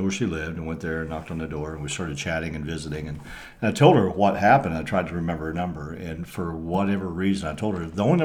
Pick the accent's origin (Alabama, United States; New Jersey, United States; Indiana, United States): Indiana, United States; Akron; also born or lived in Spencer, West Virginia; born in Spencer, brought into this world there. Grew up there till about the fifth grade and moved to the large, thriving metropolis of Akron, Indiana, not Ohio